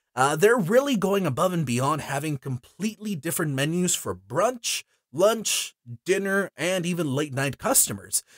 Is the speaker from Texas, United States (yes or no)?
yes; Houston, Texas, United States; I was born in Houston. Yes, I was also raised here in Houston